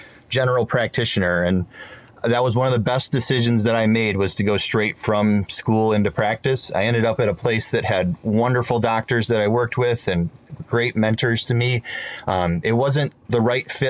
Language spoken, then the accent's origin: English; Midwest, United States; also born or lived in Florida; I'm from the Midwest